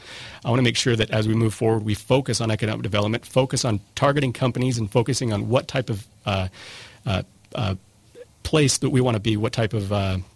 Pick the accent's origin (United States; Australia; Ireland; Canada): United States; St. George, Utah; I'm born and raised in St. George.